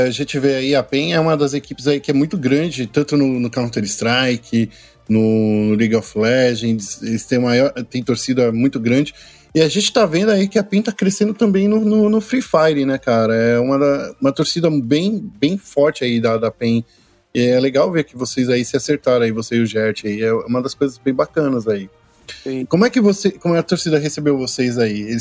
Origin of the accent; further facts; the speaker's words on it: São Paulo, Brazil; Sou daqui de São Paulo, Zona Leste, São Miguel Paulista. Sou de São Miguel